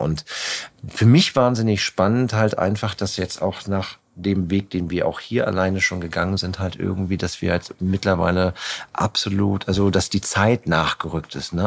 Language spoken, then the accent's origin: German; Germany; mussten wir halt in Deutschland bei Null anfangen, weil da, wo ich angefangen angefangen habe zu kochen, ich komme halt, ich bin in der Stadt geboren, bin aufs Land gezogen